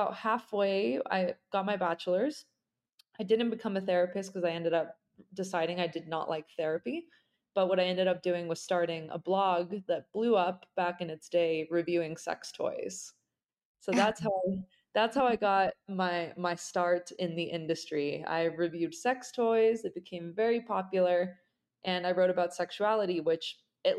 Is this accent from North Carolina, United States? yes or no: no; Salt Lake City, Utah, United States; I'm sitting in my hometown now, and I'm originally from Salt Lake City, Utah